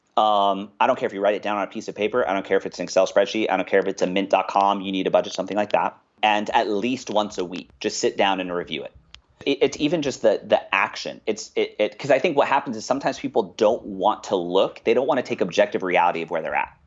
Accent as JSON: {"language": "English", "town": "Westminster", "region": "California", "country": "United States", "tie": "born or raised there", "said": "I grew up in a place called Westminster, California. It's in Orange County"}